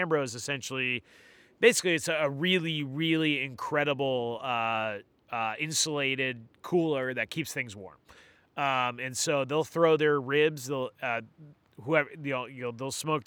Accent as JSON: {"language": "English", "town": "Gorham", "region": "Maine", "country": "United States", "tie": "born or raised there", "said": "I grew up in Gorm"}